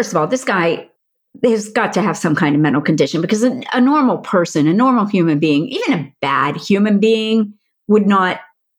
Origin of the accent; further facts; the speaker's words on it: Pennsylvania, United States; I'm from Pennsylvania.